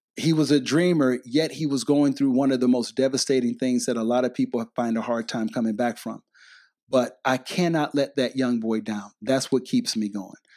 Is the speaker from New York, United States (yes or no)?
no; Detroit, Michigan, United States; I grew up in Detroit, Michigan